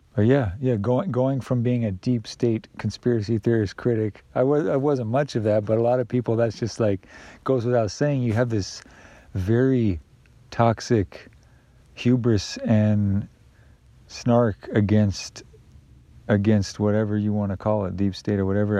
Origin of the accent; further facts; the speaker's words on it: United States; I privilege and benefit from that as an American citizen